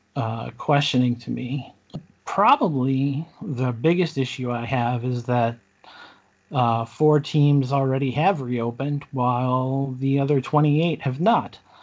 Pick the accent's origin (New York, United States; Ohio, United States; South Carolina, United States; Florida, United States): New York, United States; Buffalo; Born and bred in Buffalo, uh, just like Noah. Um, never really lived outside of Buffalo